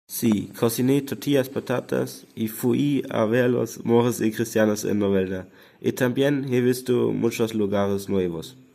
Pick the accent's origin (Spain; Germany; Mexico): Germany; Spanish is a second language; de Alemania y tengo 16 años